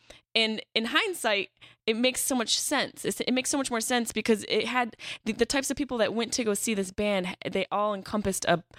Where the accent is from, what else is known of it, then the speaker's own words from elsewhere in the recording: Syracuse, New York, United States; moved away; I lived in New York City for 10 years, but I'm from Syracuse, which is just a hobunk town.